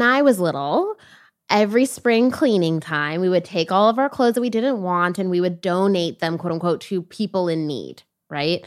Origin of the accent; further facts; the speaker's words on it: Toronto, Ontario, Canada; also born or lived in Jamaica; now in United States; I was born in Canada and raised between Canada and Jamaica